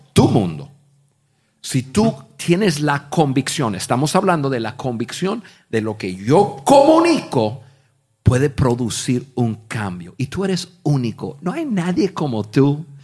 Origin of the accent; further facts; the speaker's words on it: United States; Spanish is a second language; moved away as an adult; also born or lived in Mexico; siendo gringos, pero gringos de gringos, que no había hablado ni una palabra de español en mi vida